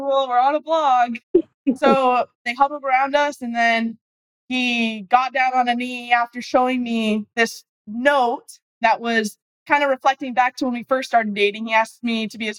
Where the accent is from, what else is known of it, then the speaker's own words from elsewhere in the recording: Arizona, United States; I'm from Arizona